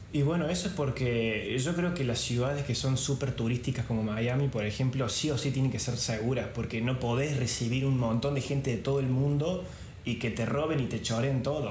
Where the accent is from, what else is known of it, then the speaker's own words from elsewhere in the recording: Córdoba, Argentina; moved away as an adult; now in Venice, Italy; los dos somos de Córdoba Capital